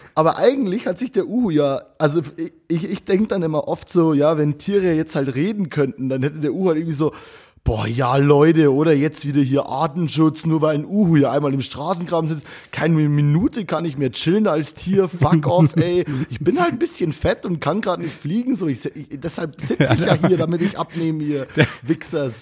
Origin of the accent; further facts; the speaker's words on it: Abensberg, Bavaria, Germany; accent: Bavarian; ein Bier aus meiner Heimat. Äh, es heißt Kuchelba Kuchelbauer ähm, und es ist eine ganz geile Brauerei aus Abensberg